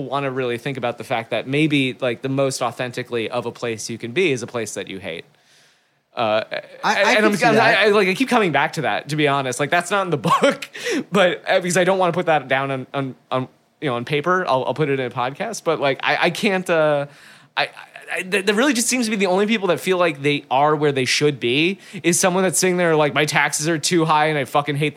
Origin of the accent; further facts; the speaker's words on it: Miramar, Florida, United States; I grew up in South Florida, which is like the cultural equivalent of like a cornfield.